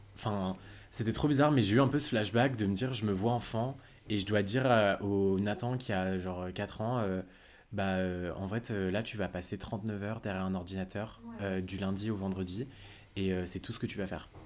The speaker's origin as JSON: {"language": "French", "town": "Lyon", "region": "Auvergne-Rhône-Alpes", "country": "France", "also_born_or_lived": "United States", "moved": "as an adult", "lives_now": "Paris, France", "said": "j'habite maintenant à Paris mais je suis originaire de Lyon."}